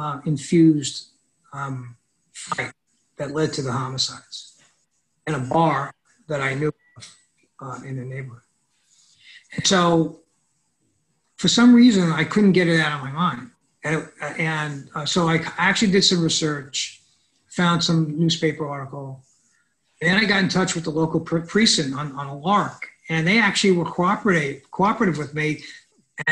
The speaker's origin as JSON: {"language": "English", "town": "New York City", "region": "New York", "country": "United States", "tie": "born or raised there", "said": "I grew up in the South Bronx and in a neighborhood called Highbridge"}